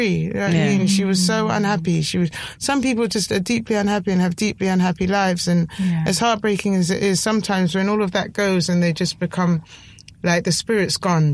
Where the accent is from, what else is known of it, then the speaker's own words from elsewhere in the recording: Sussex, South East England, United Kingdom; I grew up, I was born like down in Sussex